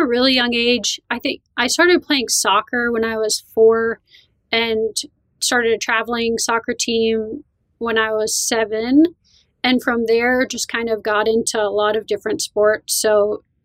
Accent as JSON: {"language": "English", "town": "Vernon", "region": "New Jersey", "country": "United States", "tie": "born or raised there", "said": "So I grew up in the northwest corner of New Jersey. It's called Sussex. Vernon is the town, and it's right in the Appalachian Mountains"}